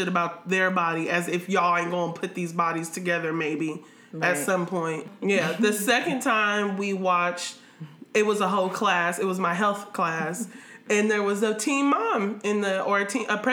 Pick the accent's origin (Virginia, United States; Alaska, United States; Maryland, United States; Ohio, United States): Ohio, United States; Columbus; I'm from Columbus, Ohio